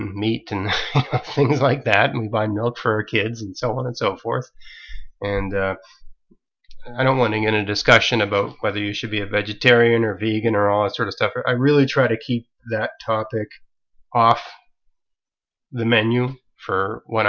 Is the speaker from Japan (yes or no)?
no; Canada; I'm a Canadian